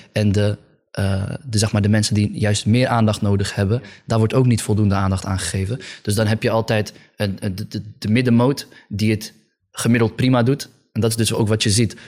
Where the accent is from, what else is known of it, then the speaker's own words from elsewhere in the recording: Friesland, Netherlands; Ik kom uit Friesland